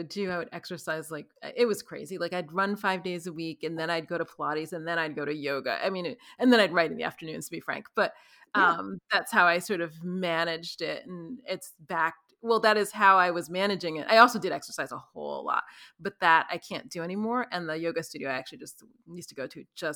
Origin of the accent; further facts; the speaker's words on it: New York City, New York, United States; I was born and raised in New York City